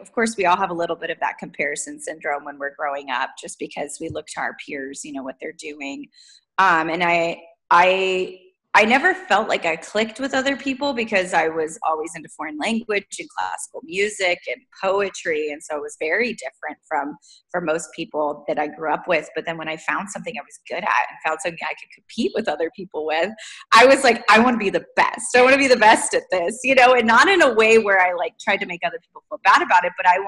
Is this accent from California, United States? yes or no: yes; Southern California, United States; moved away as an adult; now in Pacific Northwest, United States; I grew up in Southern California